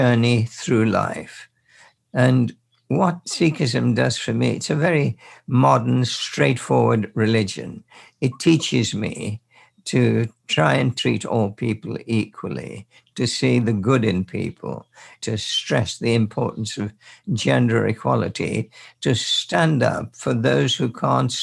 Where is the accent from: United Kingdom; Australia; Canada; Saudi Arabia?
United Kingdom; Birmingham, West Midlands; we were in Birmingham, and we grew up there as total strangers.